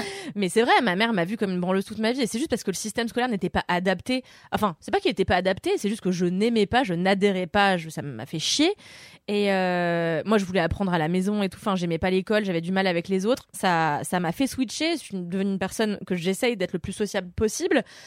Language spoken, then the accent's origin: French; Levallois-Perret, Île-de-France, France; moi j'ai grandi à Levallois